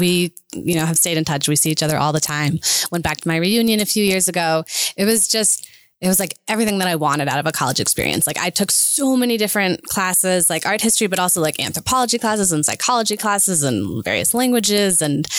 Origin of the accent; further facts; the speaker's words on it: near Albany, New York, United States; moved away as an adult; also born or lived in Boston, Massachusetts; now in Oklahoma City, United States; I grew up near Albany, New York.